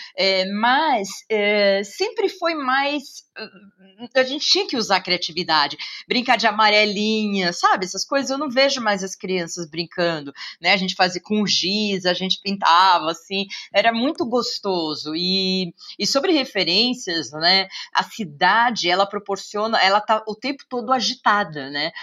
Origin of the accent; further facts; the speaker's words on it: São Paulo, Brazil; eu sou paulistana